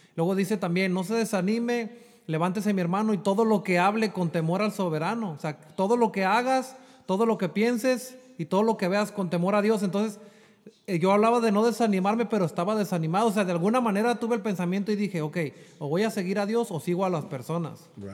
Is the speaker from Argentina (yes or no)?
no; Jalisco, Mexico; moved away as an adult; also born or lived in Chula Vista, California; now in United States; Yo soy nacido aquí en Chulavista, pero yo me crié en Jalisco